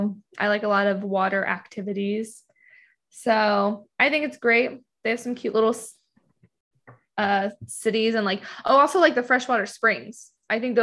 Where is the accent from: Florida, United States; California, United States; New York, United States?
Florida, United States; also born or lived in Georgia; Florida. My home state